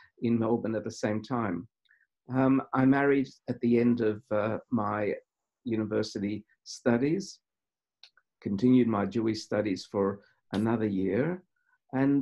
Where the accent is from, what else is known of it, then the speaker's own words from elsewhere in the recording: Krakow, Lesser Poland, Poland; I was born in Poland, in Krakow, in 1947